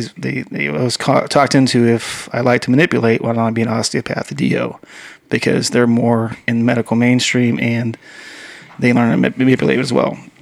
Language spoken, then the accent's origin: English; Western Pennsylvania, United States; moved away; also born or lived in Southern California; I grew up in uh, Western Pennsylvania